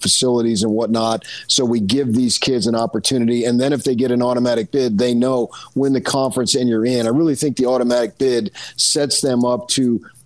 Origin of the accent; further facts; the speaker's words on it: Arizona, United States; my home state of Arizona